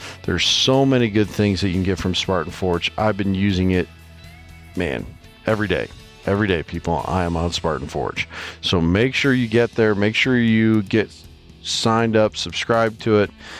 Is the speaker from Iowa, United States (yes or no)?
yes; Iowa, United States; from right here in my home state of Iowa